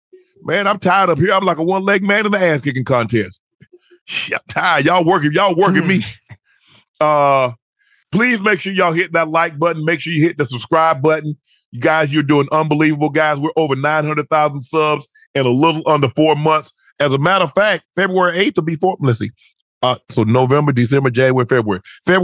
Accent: Long Island, New York, United States; Well, I was from Strong Island.

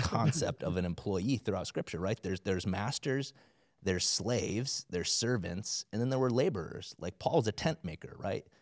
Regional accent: South Dakota, United States; I grew up in South Dakota, like, everybody's you know, a Christian, supposedly

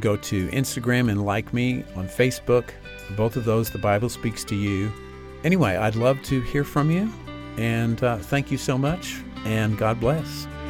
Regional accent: Amarillo, Texas, United States; I grew up in Amarillo, Texas, and attended a Presbyterian church there.

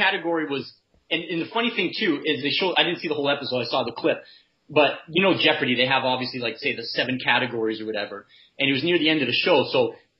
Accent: Canada; as a Canadian

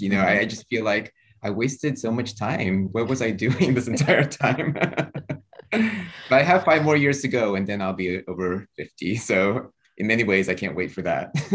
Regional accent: Houston, Texas, United States; moved away; I grew up in Houston, Texas

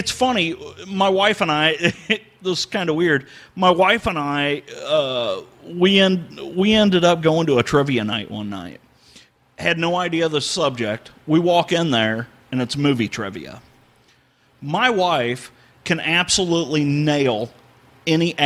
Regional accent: St. Louis, Missouri, United States; moved away as an adult; I grew up in St. Louis.

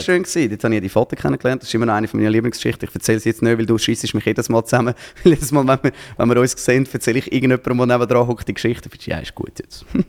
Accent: Zurich, Switzerland; als Zürcher

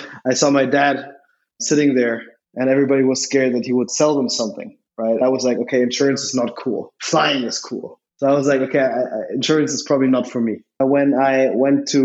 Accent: Berlin, Germany; also born or lived in Switzerland; I was born in Berlin to an American-born mother, actually.

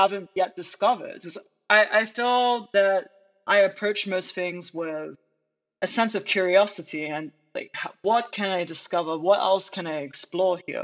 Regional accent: United Kingdom; moved away as an adult; now in United States; I grew up in the United Kingdom

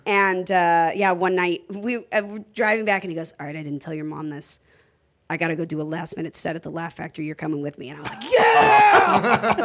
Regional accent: Los Angeles, California, United States; also born or lived in Orange County; I actually grew up in uh, uh technically Orange County, but L.A.

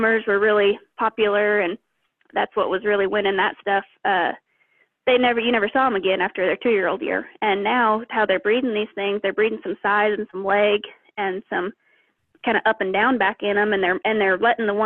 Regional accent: Montana, United States; moved away; also born or lived in Oklahoma; I grew up in Montana. My family ranches

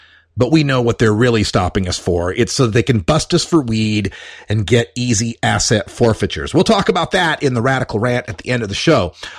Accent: Idaho, United States; now in Portland, United States; my neck of the woods back in my home state of Idaho.

